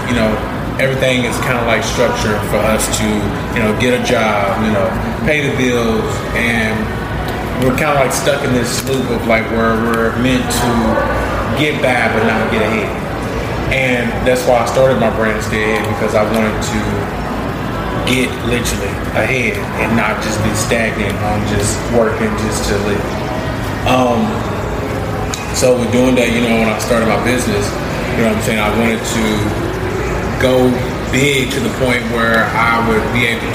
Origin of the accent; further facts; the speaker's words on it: Louisville, Kentucky, United States; I'm actually born and raised in Louisville, Kentucky, and I am 27 years old.